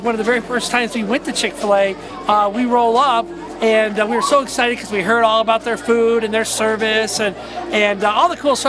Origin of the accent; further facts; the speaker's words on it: United States; I'm an American